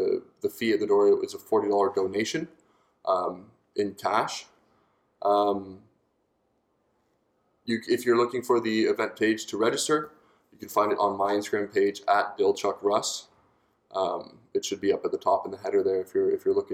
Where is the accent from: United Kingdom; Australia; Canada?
Canada; growing up in the Canadian system